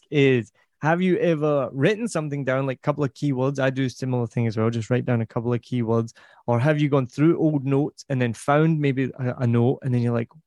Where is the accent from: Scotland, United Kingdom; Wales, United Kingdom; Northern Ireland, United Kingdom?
Scotland, United Kingdom; now in Vietnam